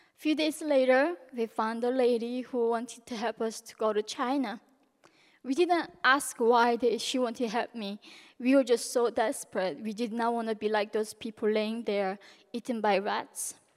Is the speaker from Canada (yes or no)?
no; North Korea; now in United States; growing up in North Korea